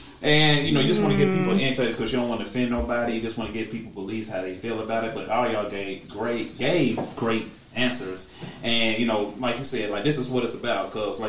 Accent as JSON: {"language": "English", "region": "Alabama", "country": "United States", "said": "I'm from Alabama"}